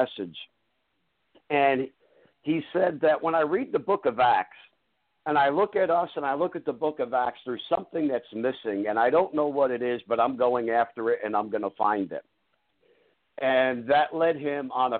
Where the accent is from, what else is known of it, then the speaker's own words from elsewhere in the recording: New Jersey, United States; also born or lived in Oklahoma / Irvington, New Jersey; I was raised in New Jersey. I just lived in Oklahoma for 10 years